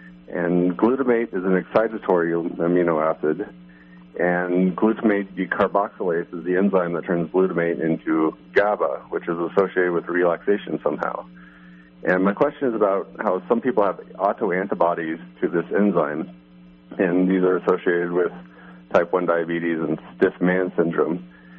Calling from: Arizona, United States; Hi, I'm from Arizona.

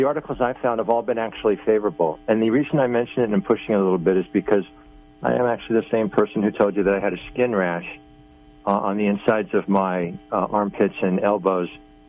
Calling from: Long Island, New York, United States; from Long Island.

